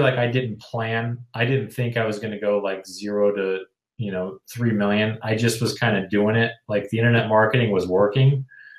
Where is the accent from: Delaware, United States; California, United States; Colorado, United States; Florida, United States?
Colorado, United States; Denver; moved away as an adult; also born or lived in Seattle / San Francisco / Los Angeles; now in San Diego, United States; I'm originally from Denver, Colorado.